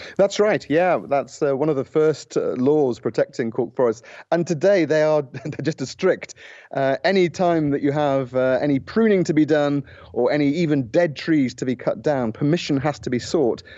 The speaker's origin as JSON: {"language": "English", "country": "United Kingdom", "moved": "as an adult", "lives_now": "Portugal", "said": "I'm British"}